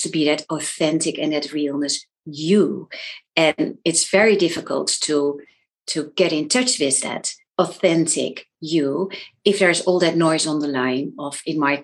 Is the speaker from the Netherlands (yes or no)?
yes; Netherlands; moved away as an adult; now in London, United Kingdom; I'm from the Netherlands, but I actually live in London. So I've moved countries because of my husband